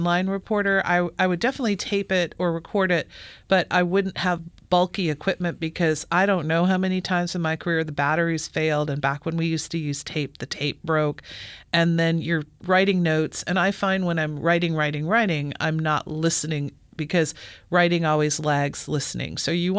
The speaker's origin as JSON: {"language": "English", "region": "Illinois", "country": "United States", "tie": "born or raised there", "said": "Well, I grew up in Illinois and I bagged at Kroger."}